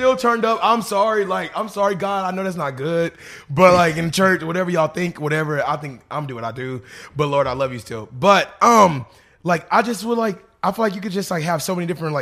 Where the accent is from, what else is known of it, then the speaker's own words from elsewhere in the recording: Little Rock, Arkansas, United States; now in Los Angeles, United States; I'm from Arkansas